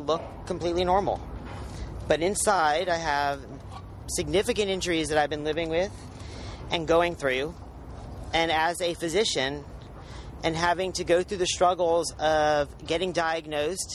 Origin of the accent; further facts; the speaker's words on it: Birmingham, Alabama, United States; I'm from Birmingham, Alabama.